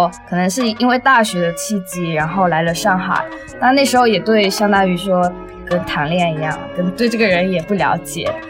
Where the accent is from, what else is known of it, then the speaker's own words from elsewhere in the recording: Chaozhou, Guangdong, China; 广东潮州。